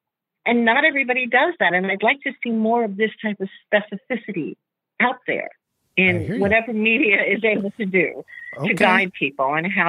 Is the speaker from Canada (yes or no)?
no; southwestern Pennsylvania, United States; now in Brooklyn, United States; yes, I'm from Brooklyn, but I was raised in southwestern Pennsylvania. Okay. So I'm actually calling from there